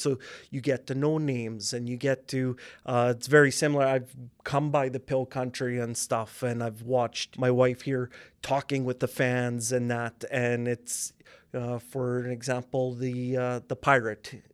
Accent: Regina, Saskatchewan, Canada; I'm from Regina, born and raised. I grew up in uplands area

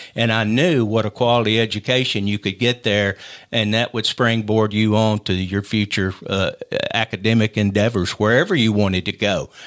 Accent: Columbia, Tennessee, United States; moved away as an adult; now in Huntsville, United States; we grew up, uh, my brother and I, uh, in Columbia

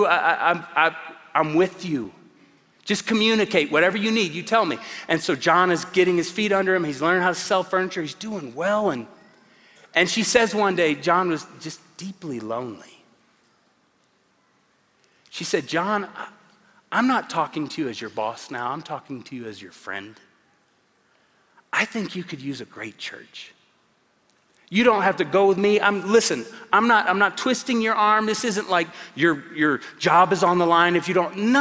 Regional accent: Tulsa, Oklahoma, United States; moved away as an adult; now in Colorado Springs, United States; I come from Tulsa, Oklahoma. 22 years there, 17 and a half here in Colorado Springs. And Tulsa is a good place to grow up

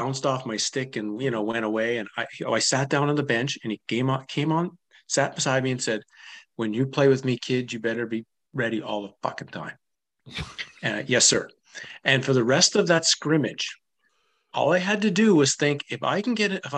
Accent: Ottawa, Ontario, Canada; I grew up in Ottawa

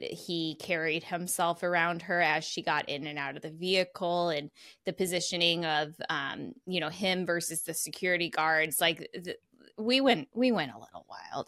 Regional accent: Missouri, United States; sometimes I'm from Missouri and sometimes I'm from Missouri

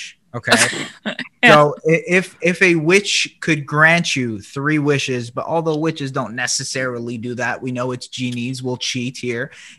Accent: Toronto, Ontario, Canada; Toronto area.

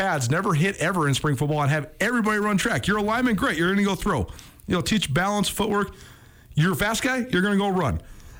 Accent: Missoula, Montana, United States; ever since we were kids growing up in Missoula.

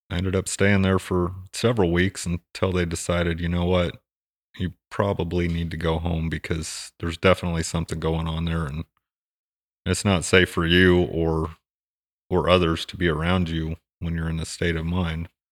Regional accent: Hutchinson, Kansas, United States; also born or lived in Fort Campbell, Kentucky; I grew up in Kansas, in the middle of Kansas, in this somewhat small community

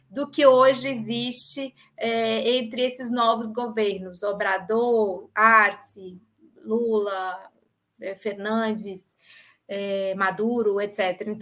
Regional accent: Russia; não sei se é porque eu sou russa, mas, por exemplo, a Crimeia, desde o século XVIII, é russa

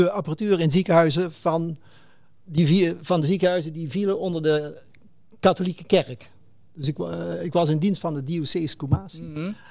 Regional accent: Limburg, Netherlands; ik, kom, ik ben Limburger. En eh, van een vrij groot gezin.

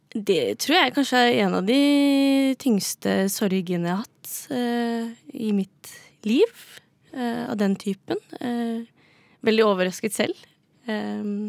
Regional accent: Drammen, Buskerud, Norway; now in Oslo, Norway; er fra Drammen

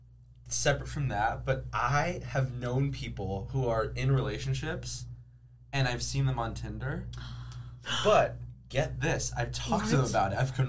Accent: California, United States; moved away as an adult; now in East Lansing, United States; So okay, so my hometown, the zip code is 94904.

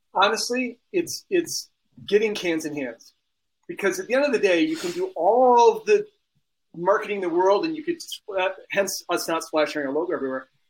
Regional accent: Minneapolis, Minnesota, United States; moved away; I'm from Minneapolis originally.

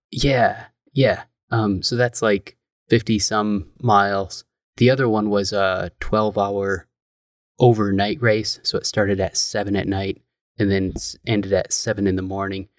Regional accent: Michigan, United States; moved away as an adult; also born or lived in Missouri; Planted in Michigan. I grew up in the house that my mom grew up in.

